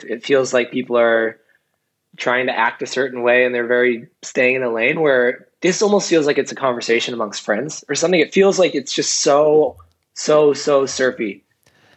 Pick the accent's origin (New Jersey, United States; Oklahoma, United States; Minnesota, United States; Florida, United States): New Jersey, United States; my home state of New Jersey